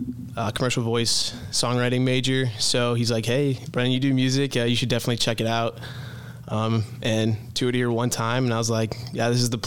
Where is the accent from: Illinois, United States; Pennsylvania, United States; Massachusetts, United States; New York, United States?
Illinois, United States; Moline; moved away as an adult; also born or lived in China; now in Nashville, United States; I'm originally from Moline, Illinois. So that's like 3 hours west of Chicago on the border of Iowa, right on the Mississippi River. And then actually when I was in first grade, my family actually moved to China for 3 years.